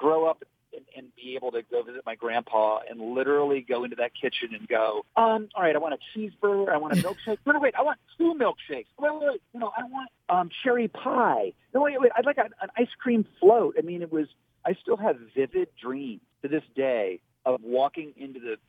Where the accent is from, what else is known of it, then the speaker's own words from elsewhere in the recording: Dayton, Ohio, United States; moved away; also born or lived in Oakwood, Ohio; the reason we moved from Oakwood was to work for the city of Dayton. He had to live in the city of Dayton. I guess Oakwood was a suburb at that time. So we moved to Five Oaks